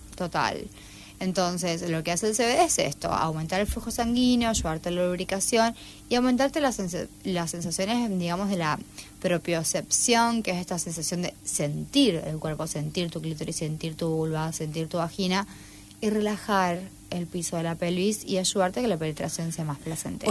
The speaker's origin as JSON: {"language": "Spanish", "region": "San Juan", "country": "Argentina", "tie": "born or raised there", "also_born_or_lived": "Tucumán", "moved": "as an adult", "lives_now": "Rosario, Argentina", "said": "Soy tucumana, pero a los a los eh, cuatro años me fui a San Juan, hasta los dieciocho, 18, a los 18 volví a Tucumán a estudiar medicina y después eh, a los 22 me vine acá a Rosario a terminar medicina."}